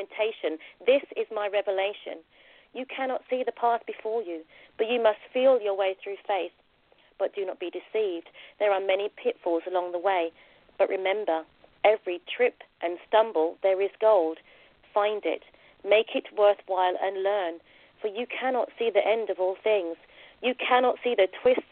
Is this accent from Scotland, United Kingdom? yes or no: no; London, United Kingdom; also born or lived in Jamaica; I was born in Plaistow, East London, and I went to an all-girl Catholic secondary school